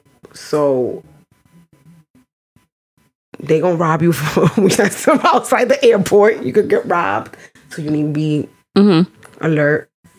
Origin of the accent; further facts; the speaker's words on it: Santo Domingo, Distrito Nacional, Dominican Republic; But I'm from La Capital. My parents, they're from La Capital.